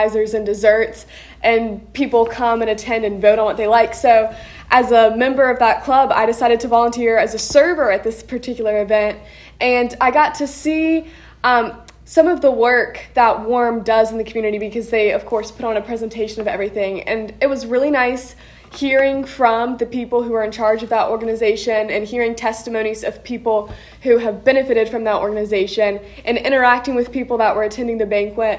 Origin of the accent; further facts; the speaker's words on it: Waynesboro, Virginia, United States; Waynesboro, Virginia, which is my hometown